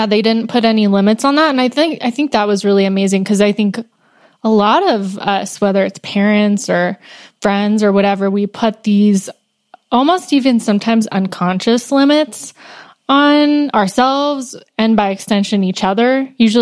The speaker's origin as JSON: {"language": "English", "region": "Northern California", "country": "United States", "tie": "born or raised there", "said": "I grew up in Northern California"}